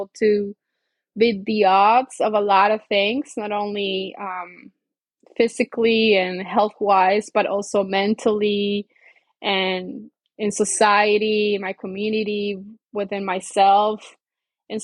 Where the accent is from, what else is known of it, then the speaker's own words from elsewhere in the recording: Colombia; moved away; I'm originally from Colombia and it was just me and her